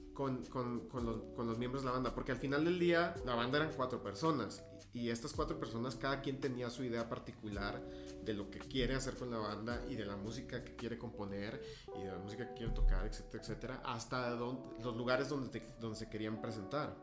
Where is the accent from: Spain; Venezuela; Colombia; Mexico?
Mexico; Ciudad Juárez, Chihuahua; also born or lived in El Paso, Texas; mi familia se mudó a Ciudad Juárez cuando yo estaba bastante joven, 4 o 5 años